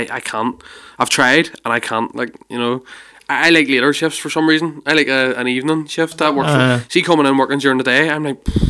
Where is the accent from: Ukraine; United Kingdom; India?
United Kingdom; Rathcoole, Northern Ireland; moved away as an adult; now in Ballymena, United Kingdom; I'm from Rathcoole originally, and then now I live in Ballymena, right? So I've been in Ballymena, been 7 years here. A whole different way of life, different culture, it's a whole different world from what I was ever used to.